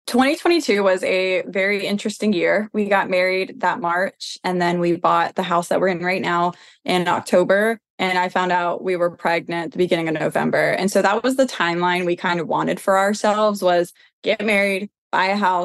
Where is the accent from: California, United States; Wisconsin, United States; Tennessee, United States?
Tennessee, United States; I grew up here in Tennessee. I've been here my whole life